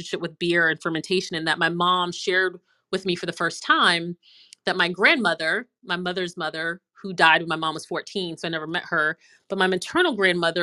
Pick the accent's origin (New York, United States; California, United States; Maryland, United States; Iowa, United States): Maryland, United States; Prince George's County; moved away as an adult; also born or lived in Boston / North Carolina; now in Raleigh, United States; I grew up in Maryland outside of DC in Prince George's County, PG County.